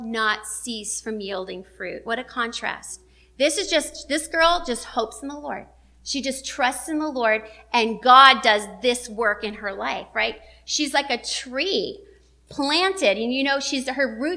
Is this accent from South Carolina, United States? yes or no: no; Las Vegas, Nevada, United States; I'm from the desert. I'm from Las Vegas